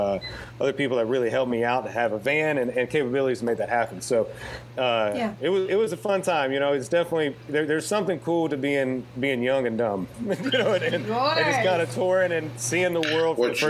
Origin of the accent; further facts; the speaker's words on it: Eustis, Florida, United States; my hometown of Eustis